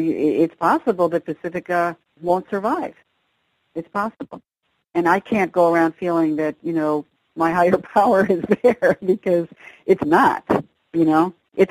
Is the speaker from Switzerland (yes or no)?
yes; Switzerland; now in United States; I was raised in Europe. My parents were Europeans, and so a good deal of my childhood was based in Switzerland